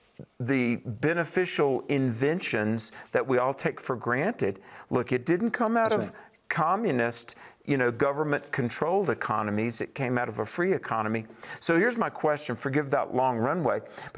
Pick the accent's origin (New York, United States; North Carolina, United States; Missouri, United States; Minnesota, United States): North Carolina, United States; in my home state of North Carolina